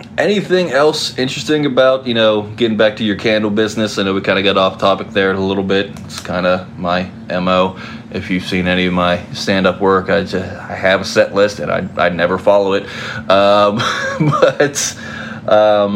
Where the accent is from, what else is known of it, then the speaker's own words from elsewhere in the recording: West Virginia, United States; if you grew up around me in West Virginia